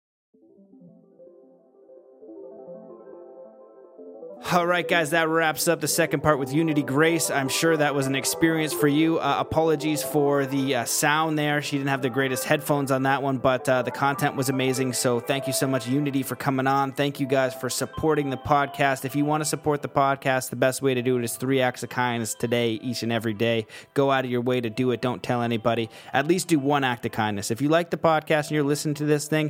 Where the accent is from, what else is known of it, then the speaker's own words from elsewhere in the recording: Canada; I'm Canadian